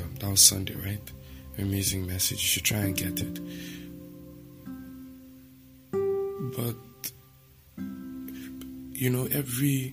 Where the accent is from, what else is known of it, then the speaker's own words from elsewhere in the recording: Nigeria; I'm a Nigerian